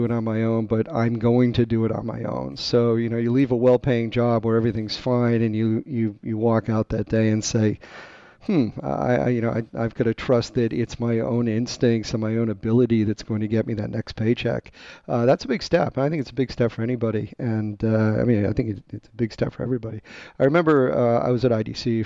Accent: Boston, Massachusetts, United States; moved away as an adult; I'm originally from the Boston area

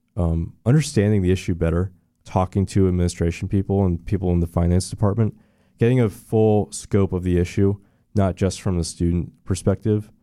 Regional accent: Orlando area, Florida, United States; also born or lived in Daytona, Florida / DeLand, Florida; I went to, uh, Cheney Elementary in the old Cheney area. So I grew up around here. Uh, we moved right before the recession to Daytona.

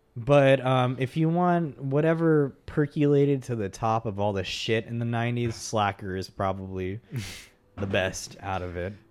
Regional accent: Texas, United States; I grew up in Texas as well. I, I've been in Texas most of my life

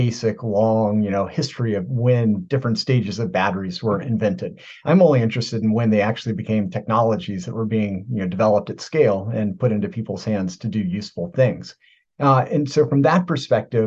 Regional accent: Virginia, United States; moved away; I am from Virginia, original.

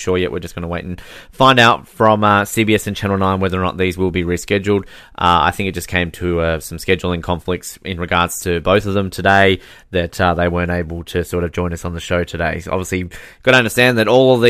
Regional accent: Australia; Australians have a different way of playing the game. We're very much more laid back and relaxed

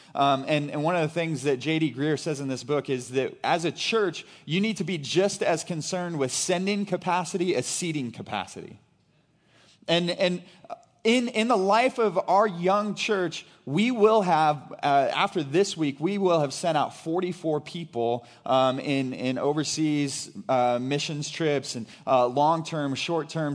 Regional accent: Brashear, Missouri, United States; I grew up in Brashear, Missouri

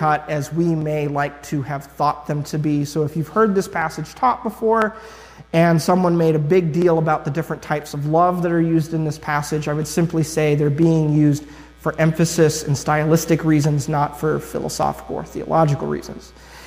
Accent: Ohio, United States; I'm from Ohio. I don't know if it's just because I'm from Ohio or the area I'm from

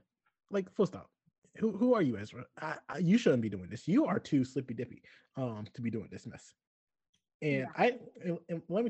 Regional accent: the South, United States; I understand I'm from the South, and they are in Pennsylvania. It could be a cultural difference.

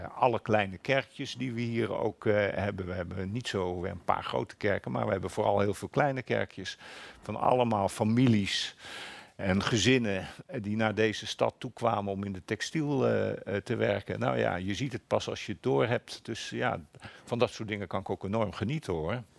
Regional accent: eastern Flevoland, Netherlands; Ik groeide op in de Oost, oostelijk Flevoland

